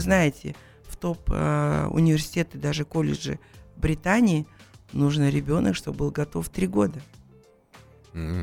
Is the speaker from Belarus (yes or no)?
no; Kazakhstan; Мы казахи